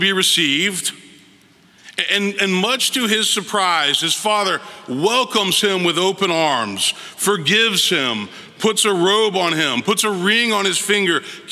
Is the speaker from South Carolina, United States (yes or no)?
no; Memphis, Tennessee, United States; moved away as an adult; also born or lived in Fort Worth, Texas / Vail, Colorado / Princeton, New Jersey / New York City; now in Nashville, United States; I moved back home to my hometown, Memphis, Tennessee.